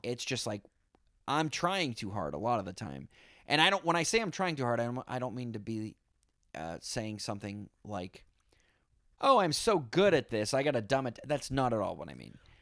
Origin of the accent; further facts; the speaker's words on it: Boston, Massachusetts, United States; now in New York, United States; I'm from Boston, live in New York.